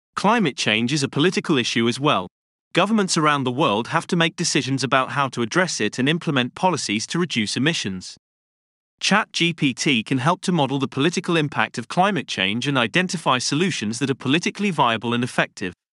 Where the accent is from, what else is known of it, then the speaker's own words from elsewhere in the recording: London, United Kingdom; Growing up in London